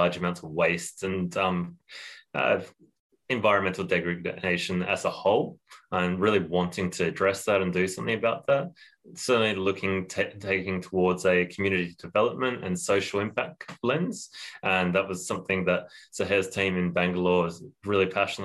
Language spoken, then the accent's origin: English; Australia; also born or lived in India / Southeast Asia; now in Sydney, Australia; I'm Australian and based in Sydney at the moment.